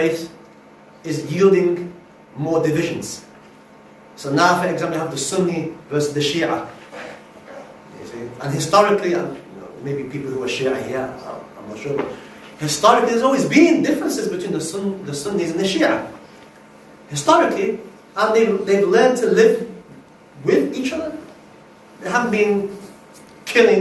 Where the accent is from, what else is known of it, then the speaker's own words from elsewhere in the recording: Liverpool, North West England, United Kingdom; also born or lived in Yemen / Cardiff, Wales / Manchester; I am from Liverpool. My parents are from Yemen. I went to university in Liverpool